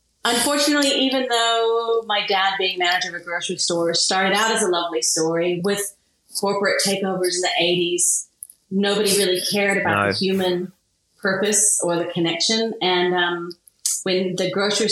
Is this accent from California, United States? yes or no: no; Kansas, United States; moved away as an adult; also born or lived in Sydney, Australia; now in Australia; I was born and raised in Kansas